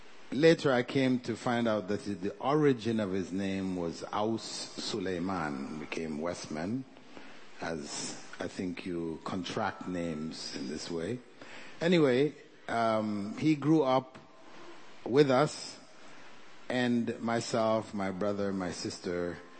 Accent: Toronto, Ontario, Canada; born or raised there; moved away as an adult; also born or lived in Jamaica / Kota Kinabalu, Sabah, Malaysia

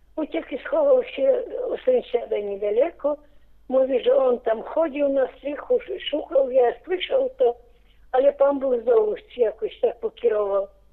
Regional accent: Paciewicze, Wołkowysk county, Grodno Region, Belarus; now in Grodno, Belarus; urodziłam się piękna wieś Paciewicze. Wolkowyski powiat był przed wojną.

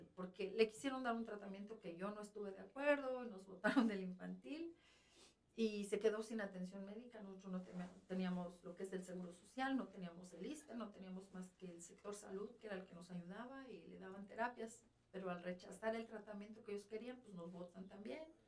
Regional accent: Mexico City, Mexico; moved away as an adult; now in United States; Nosotros vivimos en el Distrito Federal, que ahora es Ciudad de México

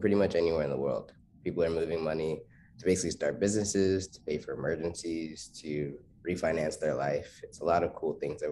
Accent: Charlotte, North Carolina, United States; where I'm from Charlotte, North Carolina.

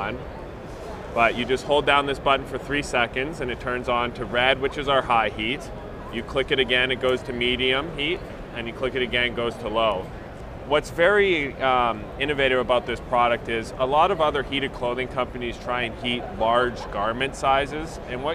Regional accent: Calgary, Alberta, Canada; moved away as an adult; also born or lived in San Francisco, United States; now in Dallas, United States; I'm originally from Canada

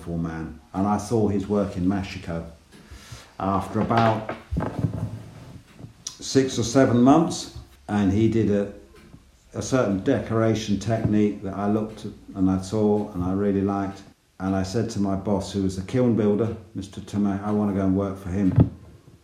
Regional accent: England, United Kingdom; I'm from England.

